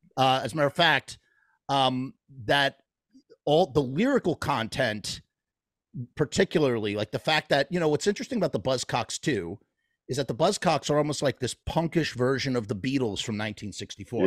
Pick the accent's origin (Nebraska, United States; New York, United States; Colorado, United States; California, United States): New York, United States; I'm from New York